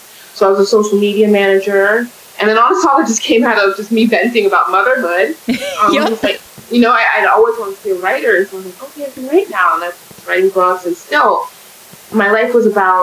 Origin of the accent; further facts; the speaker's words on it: California, United States; now in Canada; I'm in Canada. I didn't grow up in Canada. I'm from California